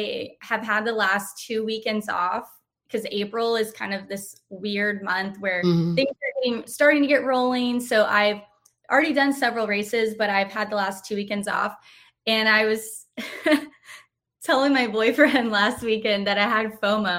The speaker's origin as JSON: {"language": "English", "region": "Texas", "country": "United States", "tie": "born or raised there", "moved": "as an adult", "lives_now": "North Carolina, United States", "said": "my home state"}